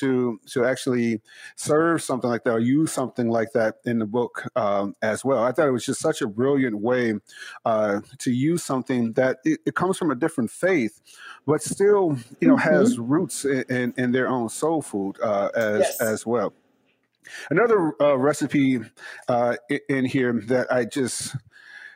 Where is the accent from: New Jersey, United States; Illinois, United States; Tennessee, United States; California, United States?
Illinois, United States; Chicago; growing up in Chicago